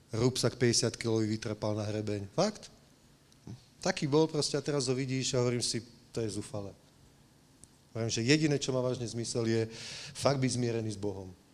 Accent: Slovakia; now in Prague, Czech Republic

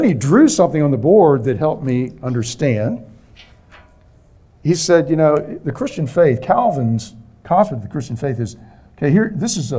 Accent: Bethesda, Maryland, United States; moved away; my hometown, Bethesda, Maryland

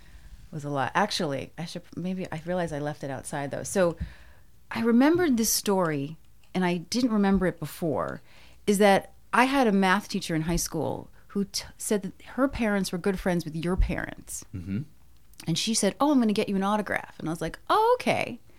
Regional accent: Scotch Plains, New Jersey, United States; I'm from Scotch Plains, New Jersey.

